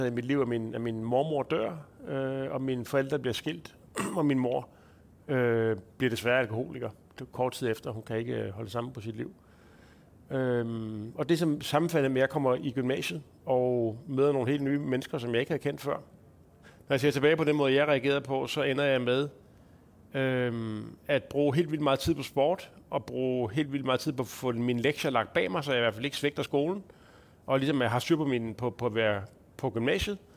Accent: Lolland, Zealand, Denmark; moved away as an adult; helt tæt, tæt på Tyskland jo faktisk. Der er jo kun lige lidt vand imellem. Og der er du hele din ungdom? Hele barndom, eller hvad? Ja, så altså lige fra jeg blev født, mm. til jeg som 19-årig

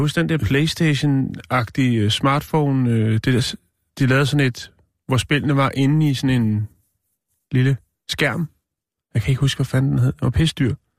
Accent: Denmark; jeg er fra Danmark

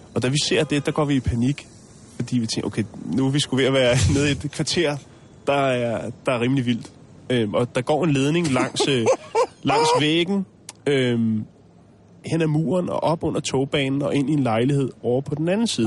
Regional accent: Denmark; vi kommer fra Danmark

